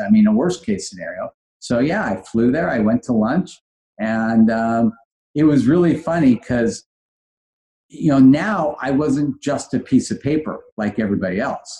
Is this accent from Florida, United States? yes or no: no; Los Angeles, California, United States; also born or lived in San Francisco / Switzerland; I grew up in Granada Hills